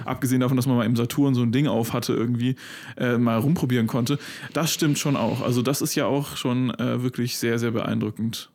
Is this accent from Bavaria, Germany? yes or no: no; Freiburg, Baden-Württemberg, Germany; da wo Maxi und ich aufgewachsen sind in Freiburg